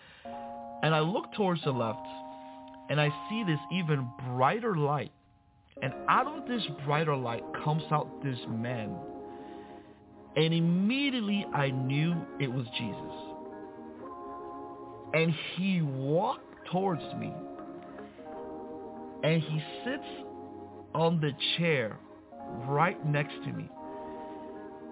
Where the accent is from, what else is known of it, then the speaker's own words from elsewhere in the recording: Miami, Florida, United States; also born or lived in Santo Domingo, Dominican Republic; I was born in Santo Domingo, Dominican Republic, but raised in Miami